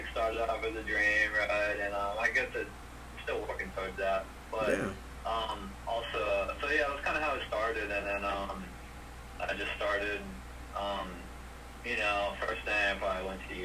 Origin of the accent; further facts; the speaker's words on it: Pensacola, Florida, United States; now in Orlando, United States; Originally from Pensacola, Florida